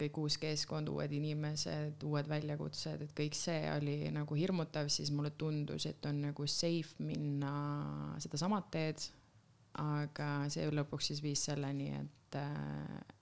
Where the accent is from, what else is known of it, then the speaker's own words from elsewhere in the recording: Lääne-Viru County, Estonia; tulen Lääne-Virumaalt